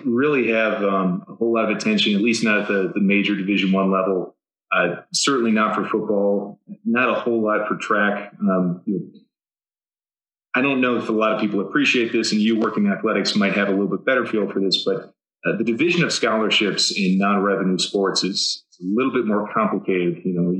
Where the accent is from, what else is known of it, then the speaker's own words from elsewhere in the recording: Southeast, United States; growing up in the Southeast, Georgia Tech is a pretty obvious place to aspire to for engineering.